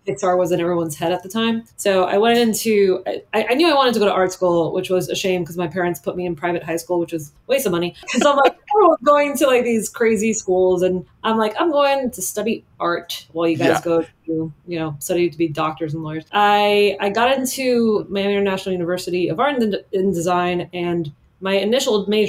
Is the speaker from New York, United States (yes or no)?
no; Miami, Florida, United States; I grew up in Miami